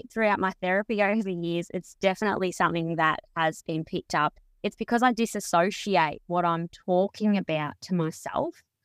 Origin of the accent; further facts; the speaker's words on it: Mildura, Victoria, Australia; also born or lived in Bairnsdale; I was born in Mildura, but when I moved to Bensdale when I was early teens, fourteen